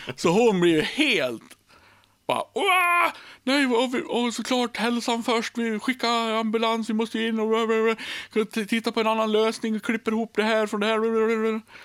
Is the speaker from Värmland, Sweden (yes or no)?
no; Björbo, Dalarna County, Sweden; i Björbo, där jag kommer ifrån